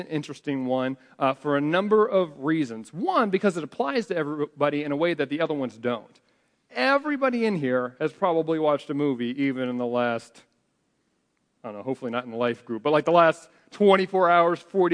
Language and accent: English; United States; we're American